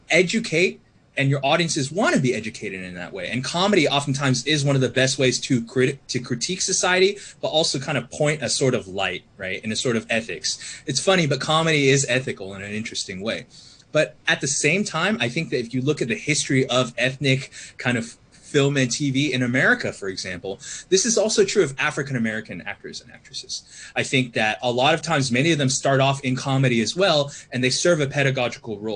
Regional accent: Australia; and I guess I'm Australian as well

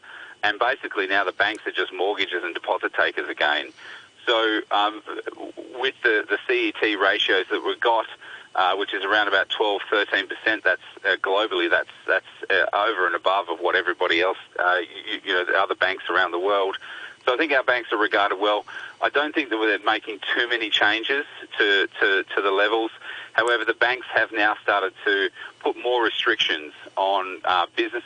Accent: Australia

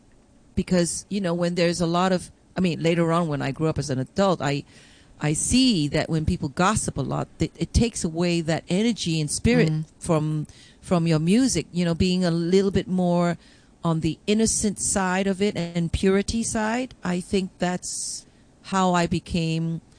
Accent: Hong Kong; now in Toronto, Canada; growing up in Hong Kong

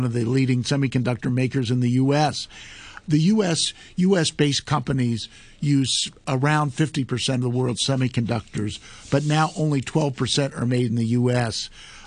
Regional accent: West Central Illinois, United States; moved away; I come from the Midwest and grew up in an area, and it was in Illinois, and West Central Illinois

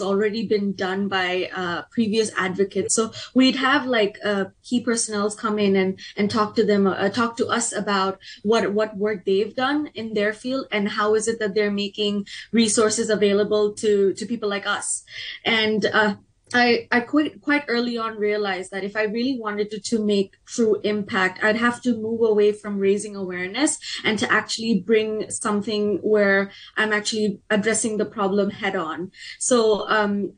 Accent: Hong Kong; I was born and raised in Hong Kong. I'm first generation Bangladeshi

